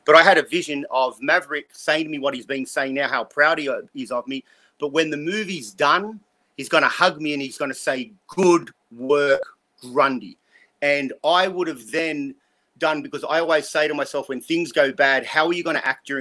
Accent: Australia; now in United States; I'm an Australian

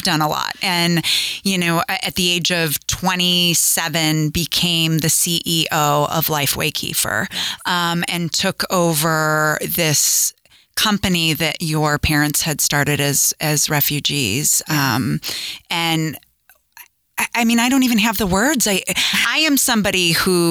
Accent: Chicago, Illinois, United States; I grew up in Chicago in the barn restaurant business.

